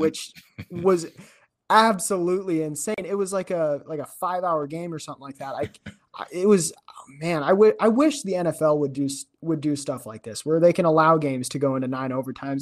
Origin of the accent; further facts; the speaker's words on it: twenty minutes from Williamsburg, Iowa, United States; Williamsburg, which is twenty minutes from my hometown